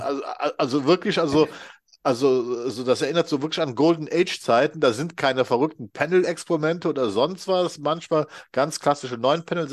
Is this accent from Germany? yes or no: yes; Rhineland, Germany; 56, ich komme immer noch aus dem Rheinland